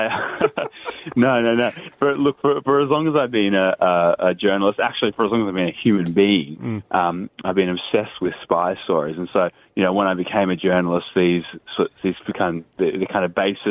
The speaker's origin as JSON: {"language": "English", "country": "Australia", "said": "as journalists and even as Australian citizens"}